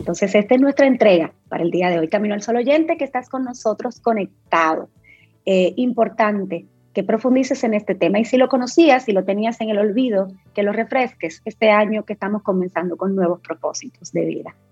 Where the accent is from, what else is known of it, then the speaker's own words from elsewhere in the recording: Dominican Republic; nosotros como dominicanos, primero abracemos nuestra dominicanidad